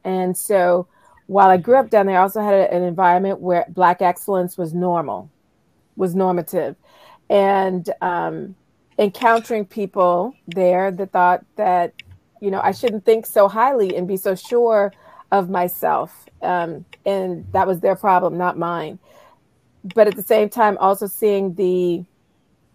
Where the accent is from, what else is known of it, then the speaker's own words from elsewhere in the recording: Charleston, South Carolina, United States; I grew up in Charleston, South Carolina